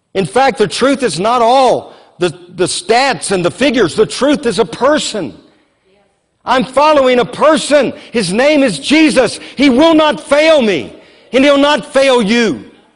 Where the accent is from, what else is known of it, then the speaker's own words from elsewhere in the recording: Louisiana, United States; now in Moravian Falls, United States; I grew up in Louisiana where we had floods all the time